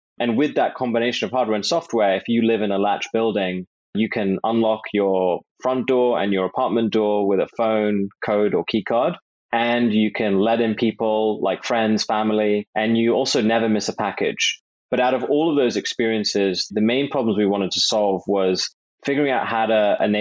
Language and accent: English; London, United Kingdom; I hail from London, England